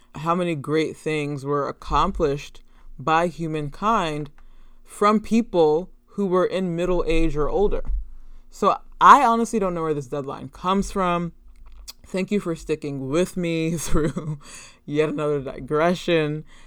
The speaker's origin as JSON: {"language": "English", "country": "United States", "said": "a Black American"}